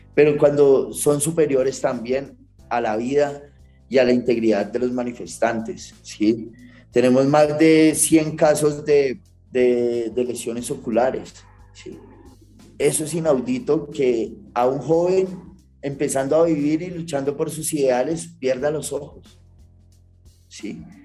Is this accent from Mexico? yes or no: no; Colombia; nosotros como colombianos